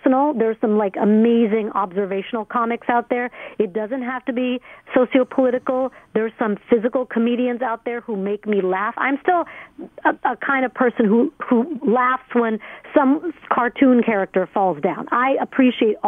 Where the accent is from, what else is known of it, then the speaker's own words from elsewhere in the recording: Alabama, United States; I grew up in Alabama from 5th through 12th grade